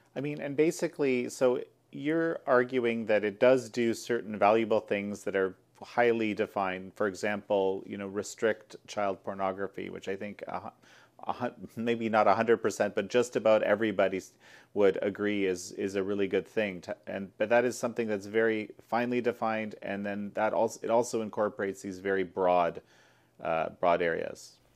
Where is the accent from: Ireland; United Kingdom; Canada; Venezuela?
Canada; my home country of Canada